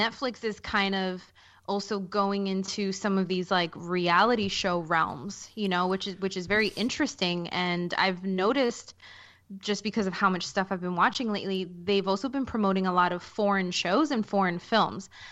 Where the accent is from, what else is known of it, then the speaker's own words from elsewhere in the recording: New York City, New York, United States; I'm from Queens